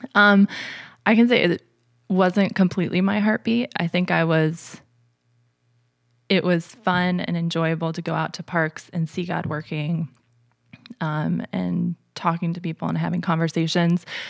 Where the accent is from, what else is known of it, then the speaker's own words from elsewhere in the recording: northern New Jersey, United States; moved away as an adult; now in Lancaster, United States; I grew up in northern New Jersey